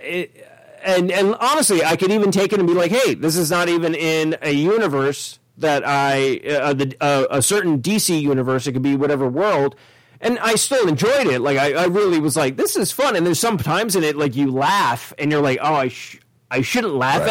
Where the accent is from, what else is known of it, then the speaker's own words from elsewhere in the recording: Ireland; I'm an Irishman